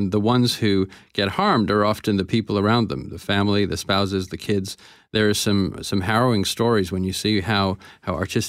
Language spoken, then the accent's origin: English; Canada; also born or lived in Paris / Rome; Now, maybe that mix, maybe that's being Canadian as well.